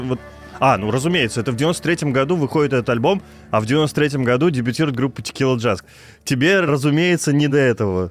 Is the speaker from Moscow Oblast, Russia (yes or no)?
no; Kirov, Kirov Oblast, Russia; город Киров, мой родной город.